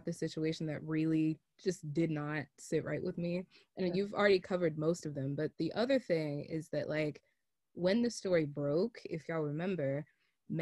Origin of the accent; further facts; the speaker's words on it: United States; we grew up in America